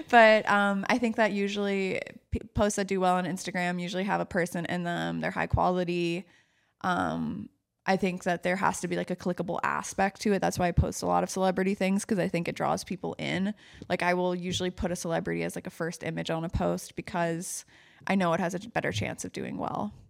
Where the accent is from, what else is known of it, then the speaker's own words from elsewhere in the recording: New York City, New York, United States; growing up in New York City, growing up in Manhattan